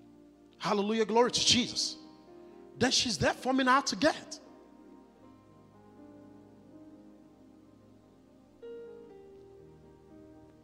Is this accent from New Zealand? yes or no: no; Nigeria; moved away as an adult; I'd rather go back to my home country